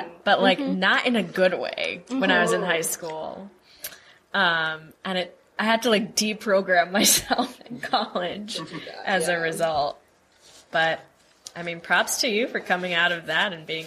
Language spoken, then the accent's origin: English; DMV, D.C., Maryland, Virginia area, United States; moved away as an adult; now in New York, United States; we all grew up in the DMV, which is like the D.C., Maryland, Virginia area